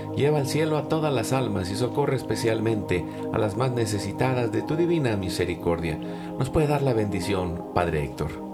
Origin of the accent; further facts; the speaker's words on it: Mexico; now in Dallas, United States; nosotros que nacimos en México